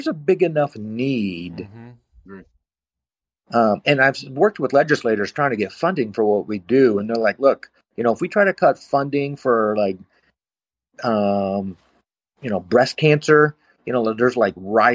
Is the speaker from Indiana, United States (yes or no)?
yes; South Bend, Indiana, United States; moved away as an adult; also born or lived in Arizona; I'm from South Bend, Indiana